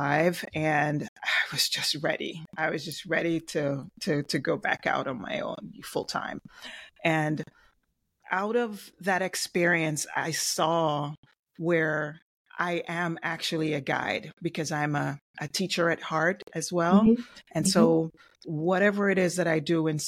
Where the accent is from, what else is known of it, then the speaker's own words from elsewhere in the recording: Jamaica; now in South Florida, United States; Maybe my accent. I'm originally from Jamaica and I reside in South Florida